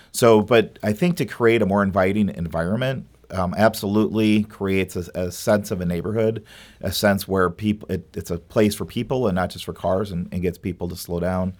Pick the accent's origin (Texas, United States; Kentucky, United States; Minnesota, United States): Minnesota, United States; also born or lived in Madison, Wisconsin; now in St. Louis, United States; I grew up in Minnesota